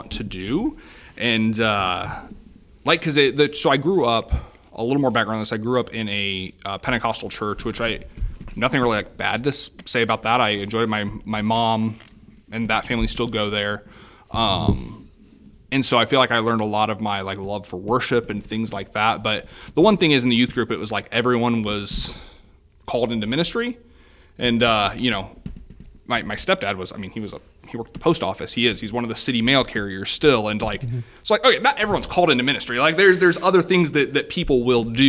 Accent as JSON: {"language": "English", "town": "Columbia City", "region": "Indiana", "country": "United States", "tie": "born or raised there", "said": "I get to work in my hometown. I get to meet people that, you know, just, I mean, in Columbia City"}